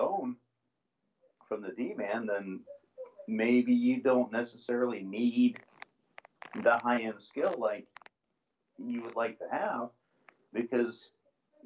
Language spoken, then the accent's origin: English; United States; being an American fan of this league